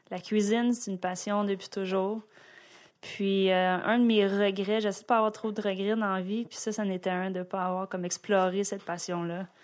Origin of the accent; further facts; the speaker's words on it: Boisbriand, Quebec, Canada; also born or lived in Greenfield Park, Quebec; je suis née à Greenfield Park. Greenfield Park. Ouais. J'aime ça. Puis euh, en fait, on a déménagé sur la rive nord à Boisbriand. Je suis très très fière de venir de Boisbriand.